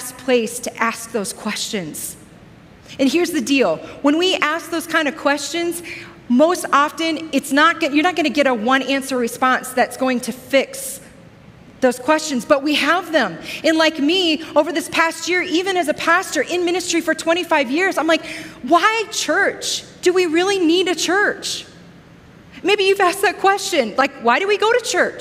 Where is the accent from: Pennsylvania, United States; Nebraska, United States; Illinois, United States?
Illinois, United States; Joliet; a small inner city church where I grew up in Joliet, Illinois, south of Chicago